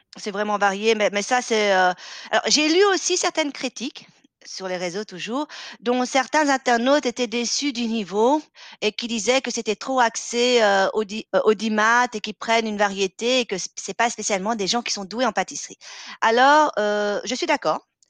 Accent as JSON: {"language": "French", "country": "Belgium", "said": "On est belge"}